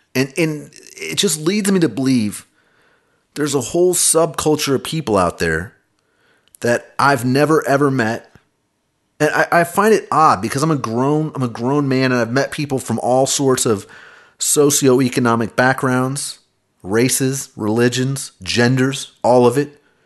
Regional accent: Kansas City, United States; I grew up in Kansas City

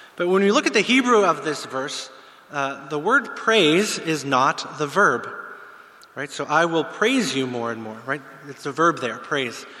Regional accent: Pittsburgh, Pennsylvania, United States; moved away as an adult; I'm from the States. I grew up in the Pittsburgh area

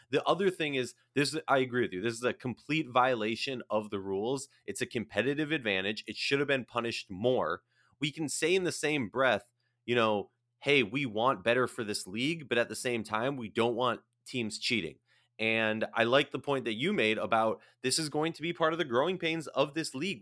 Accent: Minnesota, United States; I'm from Minnesota

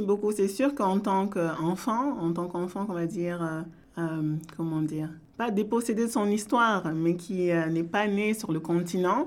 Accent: France; also born or lived in Ontario, Canada; now in Canada; je suis née en France

